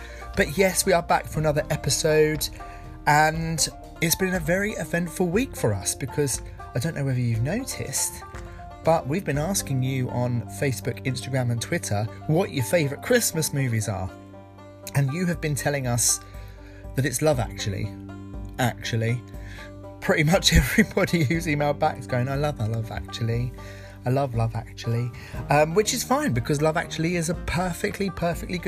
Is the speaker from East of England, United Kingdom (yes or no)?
yes; Essex, East of England, United Kingdom; I grew up in Essex, and when I was at school